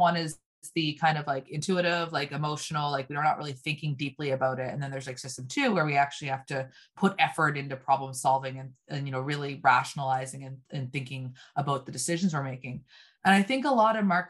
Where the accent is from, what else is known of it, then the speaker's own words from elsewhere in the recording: Canada; also born or lived in Nova Scotia; we're both Canadian.